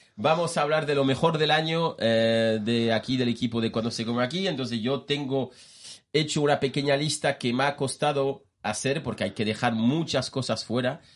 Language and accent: Spanish; France; Spanish is a second language; moved away; yo siendo francés